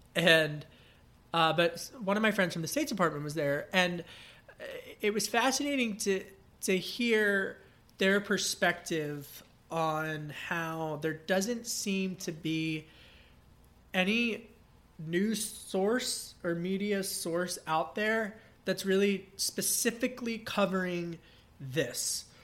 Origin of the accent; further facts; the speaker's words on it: Pennsylvania, United States; my home state of Pennsylvania, Great Commonwealth.